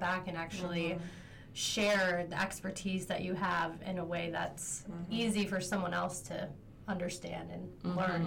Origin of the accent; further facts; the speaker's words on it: McFarland, Wisconsin, United States; moved away as an adult; also born or lived in Nashville, Tennessee; I'm actually from McFarland